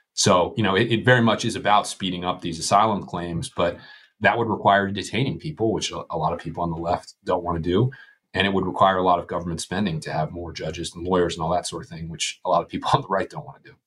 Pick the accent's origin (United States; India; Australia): United States; Western Pennsylvania; I'm from Western Pennsylvania